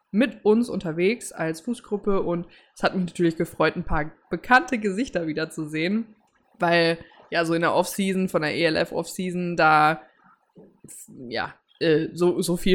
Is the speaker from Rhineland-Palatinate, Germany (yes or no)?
no; Cologne, North Rhine-Westphalia, Germany; Ich bin als Kölnerin nach Düsseldorf zum Karneval Bayern gegangen.